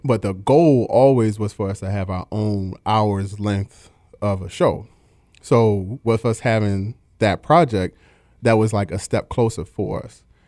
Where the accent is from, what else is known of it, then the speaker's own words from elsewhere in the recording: Baltimore, Maryland, United States; I'm from Baltimore, Maryland, if you can't tell from the accent